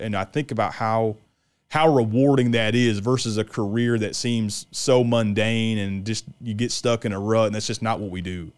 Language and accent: English; West Central Illinois, United States; I grew up in Illinois and I grew up in West Central Illinois